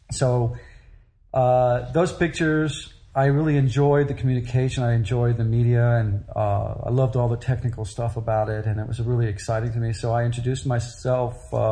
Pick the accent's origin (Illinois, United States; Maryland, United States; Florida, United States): Illinois, United States; Chicago; also born or lived in Europe / San Francisco; I went to first grade school in San Francisco. I was born in Chicago, and that was about it. The rest of the time, I lived in Europe